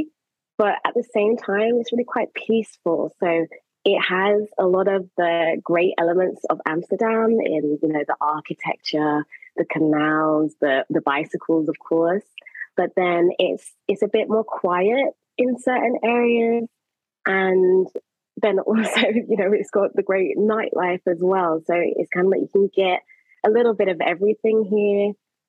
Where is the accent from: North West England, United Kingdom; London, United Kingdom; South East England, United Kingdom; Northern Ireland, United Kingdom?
London, United Kingdom; moved away as an adult; also born or lived in Jamaica (family home country); now in Maastricht, Netherlands; So I grew up in London